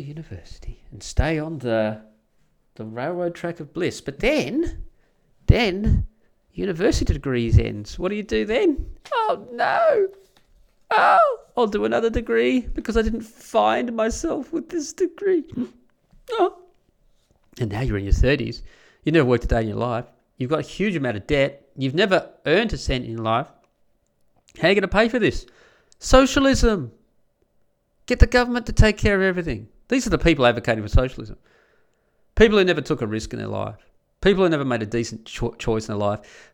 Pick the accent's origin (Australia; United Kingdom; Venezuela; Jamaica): Australia; born or raised there